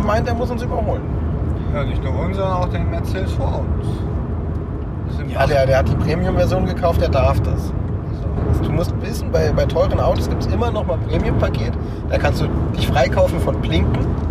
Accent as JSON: {"language": "German", "country": "Germany", "said": "als Deutscher"}